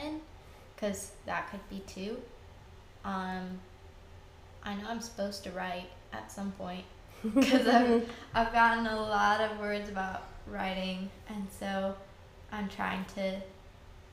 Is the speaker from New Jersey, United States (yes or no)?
no; Wisconsin, United States; also born or lived in Oregon; I'm originally from Oregon. And then I've grown up a lot in Wisconsin.